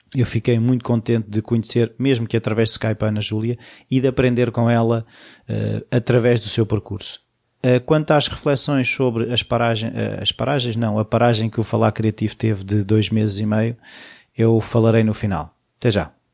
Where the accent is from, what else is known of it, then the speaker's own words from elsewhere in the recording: Portugal; eu sou português e estou em Portugal